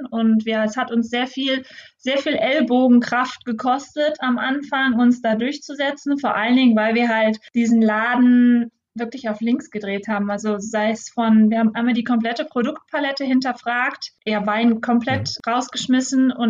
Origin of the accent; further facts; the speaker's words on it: Solingen, North Rhine-Westphalia, Germany; wohnen ja jetzt auch in, in Solingen zwischen Düsseldorf und Köln gelegen. Mhm. Ähm, wir sind hier aufgewachsen im Stadtteil Olix